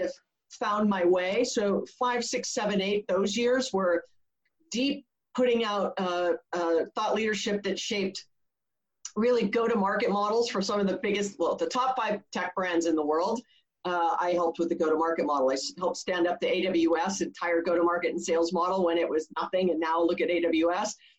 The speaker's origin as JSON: {"language": "English", "region": "Hawaii", "country": "United States", "tie": "born or raised there", "moved": "as an adult", "said": "I was born and raised in Hawaii. Um, I didn't leave until I was almost 30."}